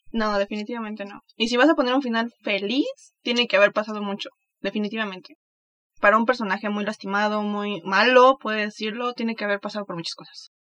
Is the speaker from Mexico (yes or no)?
yes; Mexico; soy mexicana